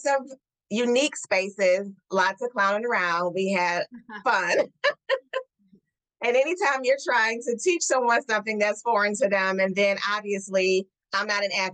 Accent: Detroit, Michigan, United States; my hometown of Detroit.

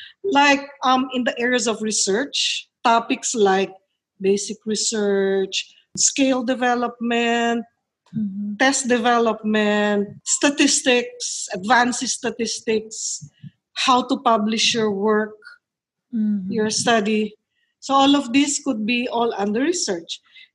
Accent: Manila, Metro Manila, Philippines; now in La Union, Philippines; See, I came from Manila. So I know people from Manila who would be good speakers for certain topics.

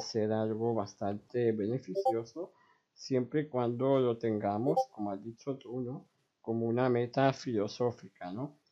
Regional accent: Spain; yo soy un chico de 17 años de España

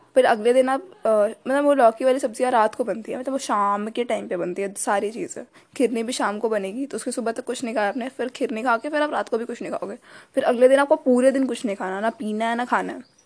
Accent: Bihar, India; मैं बिहारी हूँ

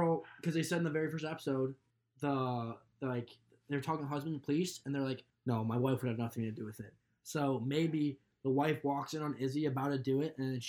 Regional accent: Midwestern U.S., United States; they talk in a British accent all the time, even though we're from the Midwestern U.S.

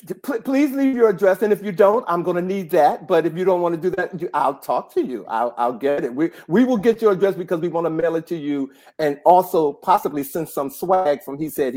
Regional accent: Washington, District of Columbia, United States; I am a DC native Washingtonian

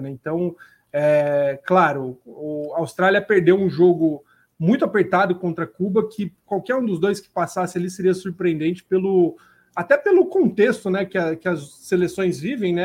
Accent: Brazil; a gente como brasileiro

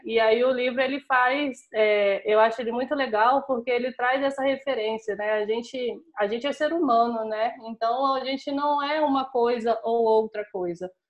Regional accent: Brasília, Federal District, Brazil; sou brasiliense

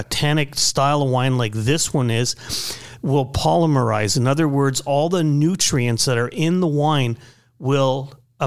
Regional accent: Canada; being French Canadian

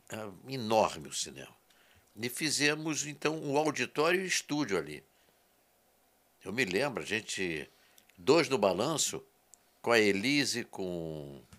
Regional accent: Rio Grande do Sul, Brazil; moved away; also born or lived in Porto Alegre / Rio de Janeiro; Eu sou gaúcho.

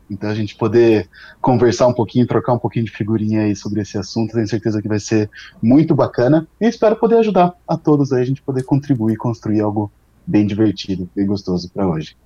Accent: São Carlos, São Paulo, Brazil; also born or lived in Ribeirão Preto; eu sou daqui do interior de São Paulo, sou de São Carlos

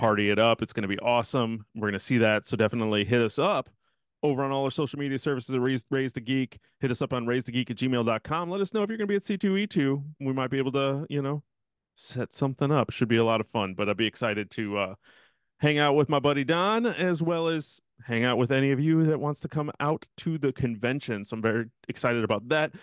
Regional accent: Midwest, United States; now in Texas, United States; growing up in the Midwest

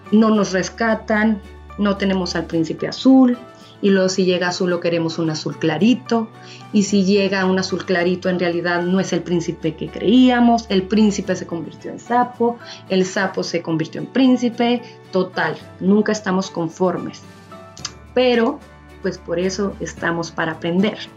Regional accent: Mexico; soy de México, pero antes de contarles más de mí

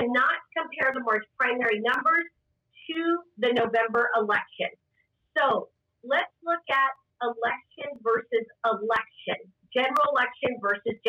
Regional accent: Rio Grande Valley, Texas, United States; I'm born and bred in the Rio Grande Valley.

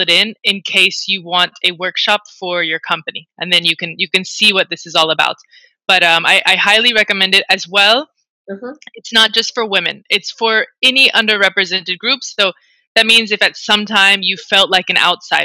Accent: United States; now in Spain; I'm an American working in Spain

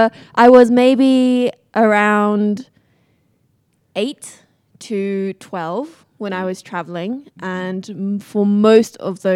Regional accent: Beijing, China; It was so my hometown in China was in Beijing.

